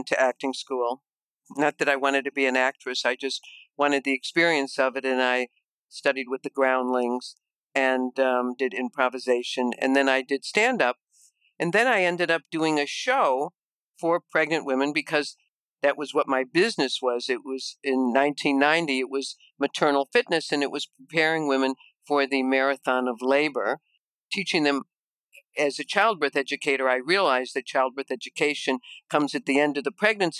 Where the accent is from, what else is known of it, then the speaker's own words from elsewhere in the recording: Chicago, Illinois, United States; you can probably tell with my accent that I am from Chicago, from the Midwest